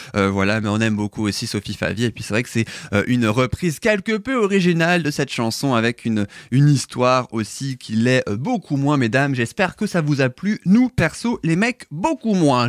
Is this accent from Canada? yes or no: no; France; chez nous en France